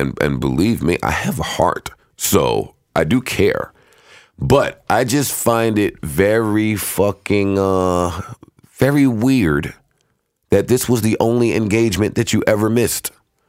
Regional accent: New York, United States; I'm actually from New York.

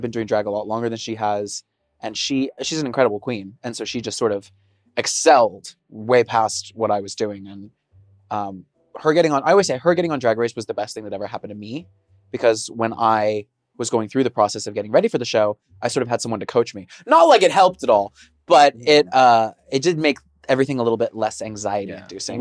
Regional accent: Texas, United States; now in Seattle, United States; growing up in Texas

